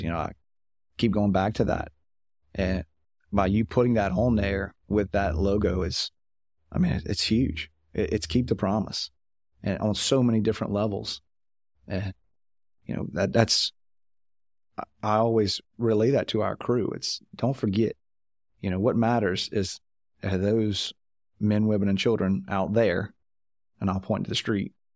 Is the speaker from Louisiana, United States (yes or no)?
yes; Louisiana, United States; I'm from Louisiana